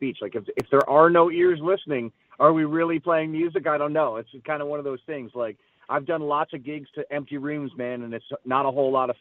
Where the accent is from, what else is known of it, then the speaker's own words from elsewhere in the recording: St. Catharines, Ontario, Canada; my hometown in St. Catharines